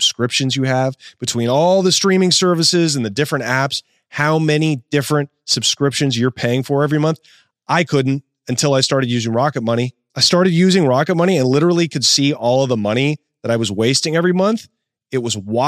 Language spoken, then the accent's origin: English; Portland, Oregon, United States